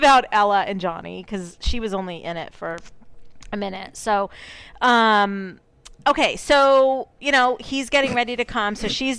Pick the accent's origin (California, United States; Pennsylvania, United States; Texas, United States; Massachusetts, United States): Massachusetts, United States; Fall River; I could really, really talk, you know, like I'm from Fall River.